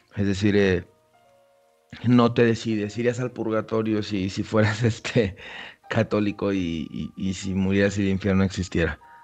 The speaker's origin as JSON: {"language": "Spanish", "country": "Mexico", "tie": "born or raised there", "said": "como un mexicano villano, o sea, pues de villa, pueblerino, creció en un, en, un, en un pueblo chiquito"}